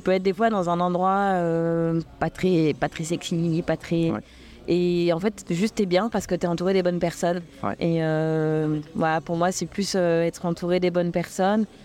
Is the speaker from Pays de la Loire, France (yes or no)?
yes; Le Mans, Pays de la Loire, France; moved away as an adult; now in Réunion; quand j'ai quitté le Mans à 18 ans euh, pour, euh, pour faire ma vie, démarrer ma vie et puis me construire, jamais j'aurais imaginé à, à, 39 ans débarquer sur l'île intense